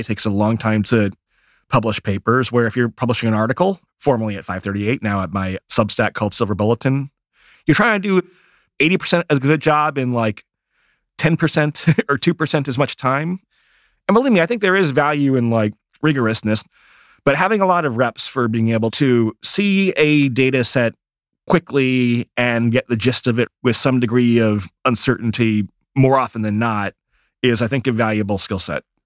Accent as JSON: {"language": "English", "region": "Michigan", "country": "United States", "tie": "born or raised there", "said": "I grew up in Michigan"}